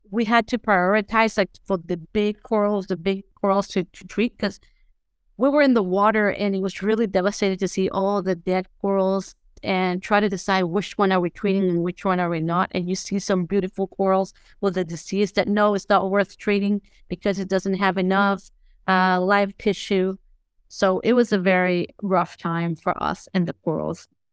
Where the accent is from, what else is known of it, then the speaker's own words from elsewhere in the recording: Tegucigalpa, Francisco Morazán, Honduras; I grew up in Tegucigalpa